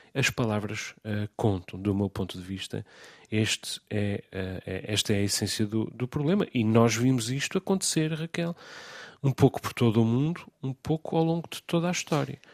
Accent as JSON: {"language": "Portuguese", "region": "Azores", "country": "Portugal", "said": "porque sou jornalista, porque sou açoriano"}